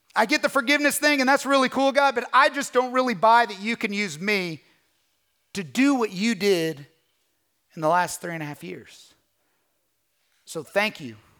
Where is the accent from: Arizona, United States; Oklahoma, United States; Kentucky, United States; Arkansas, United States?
Kentucky, United States; moved away as an adult; also born or lived in California